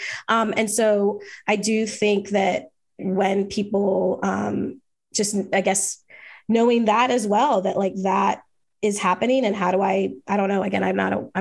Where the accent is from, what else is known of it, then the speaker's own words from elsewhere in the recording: Jamaica; I'm Jamaican and grew up with reggae in my house